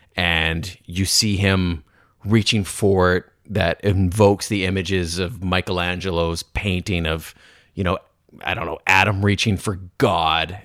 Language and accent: English; Canada; I'm Canadian